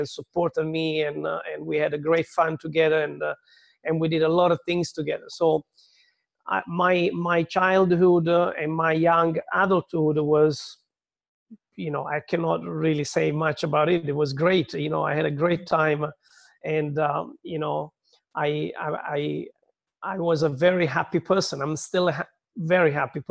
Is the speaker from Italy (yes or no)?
yes; Southern Italy, Italy; English is a second language; moved away as an adult; also born or lived in London; I was born in a little village in the south of Italy.